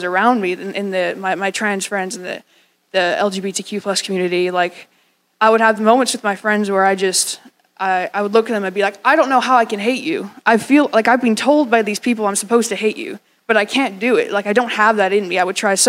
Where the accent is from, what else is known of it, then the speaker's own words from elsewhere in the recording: Scotland, United Kingdom; moved away; I'm the son of the Scottish man, by the way. I was born in Scotland.